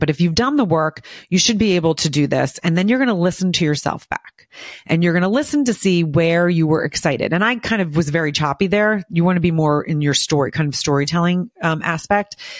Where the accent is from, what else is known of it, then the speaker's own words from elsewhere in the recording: Morristown, New Jersey, United States; I grew up in Morristown, New Jersey